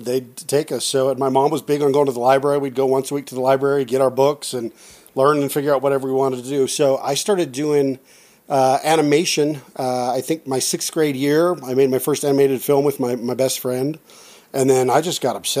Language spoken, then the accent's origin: English; West Jordan, Utah, United States; I'm a Utah kid. I grew up out in West Jordan, Utah. Whole life there